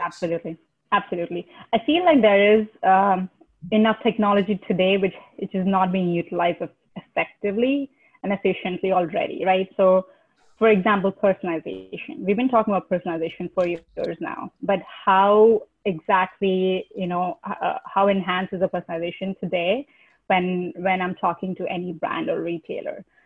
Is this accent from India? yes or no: yes; India; moved away as an adult; I'm originally from India